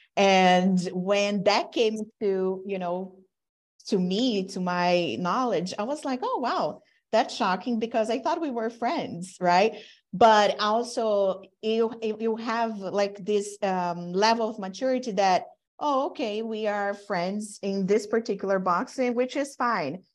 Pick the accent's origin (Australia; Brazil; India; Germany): Brazil; now in United States; I'm from Brazil, I'm Latina, I've been in the U S throughout my career